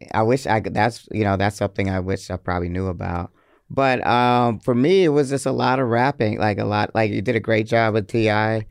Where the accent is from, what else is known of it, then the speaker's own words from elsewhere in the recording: Atlanta, Georgia, United States; also born or lived in Hartford, Connecticut; I grew up on the north side, which is like a suburb of Atlanta, but it feels like I'm from Atlanta